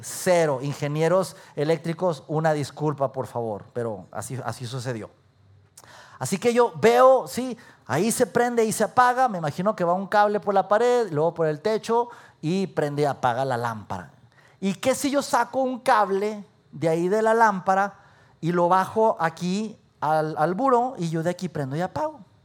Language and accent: Spanish; Durango, Mexico; moved away as an adult; also born or lived in Mexico City; now in Saltillo, Mexico; Yo había salido de mi ciudad natal, de Durango